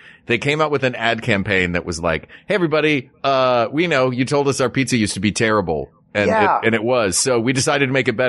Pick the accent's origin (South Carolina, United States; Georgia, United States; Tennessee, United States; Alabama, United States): Tennessee, United States; now in California, United States; I grew up in Tennessee.